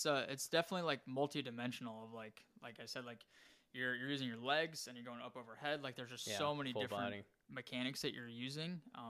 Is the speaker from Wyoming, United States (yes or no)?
yes; Wyoming, United States; that's right where I grew up in Wyoming.